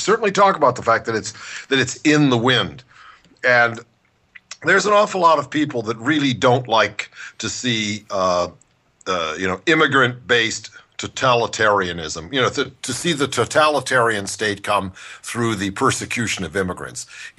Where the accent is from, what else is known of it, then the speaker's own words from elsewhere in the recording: Cleveland, Ohio, United States; now in Los Angeles, United States; it used to be my hometown sport, follow the Indians, as a kid in Cleveland, right?